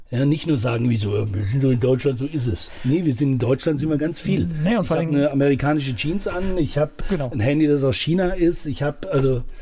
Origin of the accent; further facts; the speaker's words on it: Saudi Arabia; now in Germany; Ich bin im Ausland aufgewachsen. Und wenn ich jetzt einfach als Deutscher da drin geblieben wäre, ich hätte auch in meinem Camp bleiben können, hätte in Saudi-Arabien mein, mein Schweinefleisch essen können